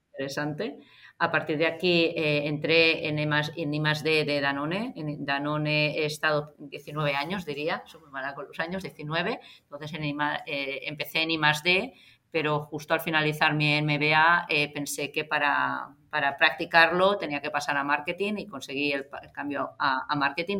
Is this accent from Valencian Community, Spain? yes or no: no; Barcelona, Catalonia, Spain; eso soy de Gracia